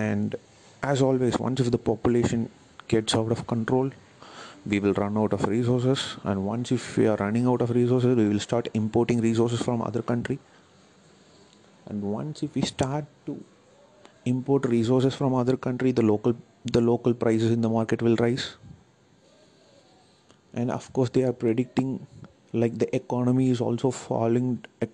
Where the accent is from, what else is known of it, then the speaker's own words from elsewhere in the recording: India; I'm also an Indian. As much as I critique our culture, I belong to this culture